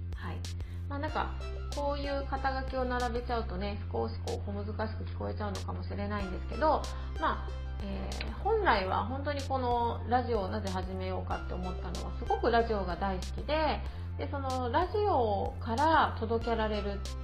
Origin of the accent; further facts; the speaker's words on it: Okinawa, Japan; moved away as an adult; also born or lived in Tokyo; 沖縄生まれ沖縄育ちではあるんですけれども